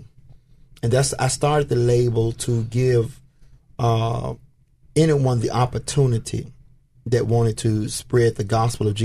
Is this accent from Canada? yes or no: no; Memphis, Tennessee, United States; I grew up in Fraser